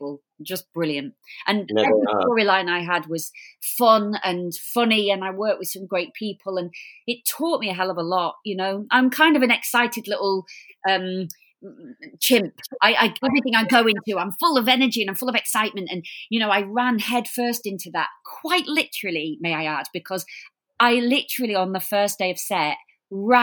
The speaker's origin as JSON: {"language": "English", "town": "Blackpool", "region": "North West England", "country": "United Kingdom", "said": "We're from Blackpool"}